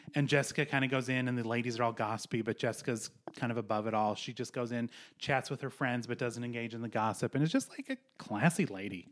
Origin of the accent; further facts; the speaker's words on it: Montana, United States; I grew up in Montana